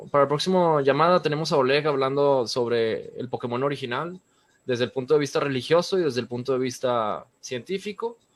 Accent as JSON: {"language": "Spanish", "region": "Nuevo León", "country": "Mexico", "said": "Berlanga y yo somos de aquí de Nuevo León."}